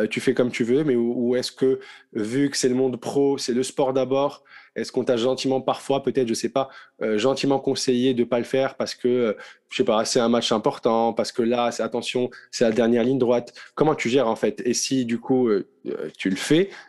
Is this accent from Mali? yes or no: no; Morocco; first language Arabic; French is a second language; On est marocain, on parle arabe à la maison